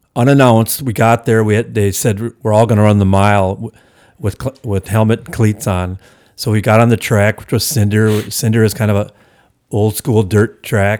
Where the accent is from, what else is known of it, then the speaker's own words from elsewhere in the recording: Hales Corners, Wisconsin, United States; also born or lived in Milwaukee; it's the village I grew up in, you know, my hometown, so to speak.